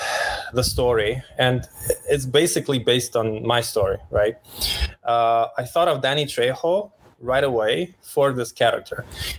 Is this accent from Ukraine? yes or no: yes; Ukraine; also born or lived in Romania / Austria / Poland; Well, I'm a mix of Austrian Romanian dad and Polish Ukrainian mom. I was born in Ukraine. I was raised Ukraine, Romania, less Austria, less Poland, all around the Europe.